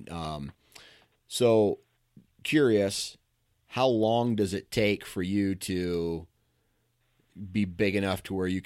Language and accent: English; Michigan, United States; Same town. I've been here my whole life.